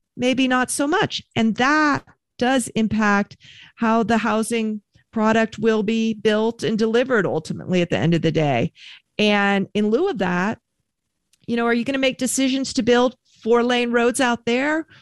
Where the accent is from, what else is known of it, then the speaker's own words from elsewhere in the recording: Bay Area, California, United States; now in Reno, United States; my hometown newspaper in the Bay Area, smaller community